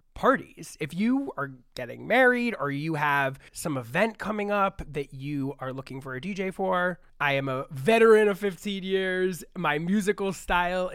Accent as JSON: {"language": "English", "region": "New York", "country": "United States", "tie": "born or raised there", "said": "I grew up in New York"}